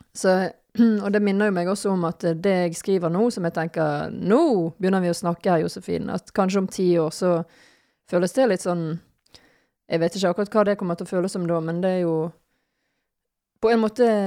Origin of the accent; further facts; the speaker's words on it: Bergen, Vestland, Norway; now in Nøtterøy, Norway; jeg er fra Bergen